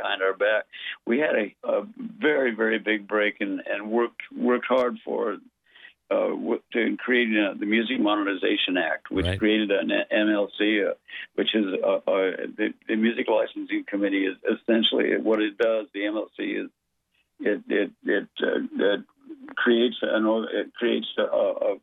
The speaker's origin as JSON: {"language": "English", "country": "United States", "said": "I'm an American songwriter"}